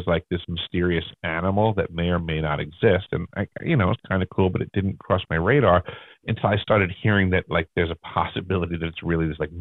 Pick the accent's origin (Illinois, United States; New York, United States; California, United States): New York, United States; Long Island; I grew up on Long Island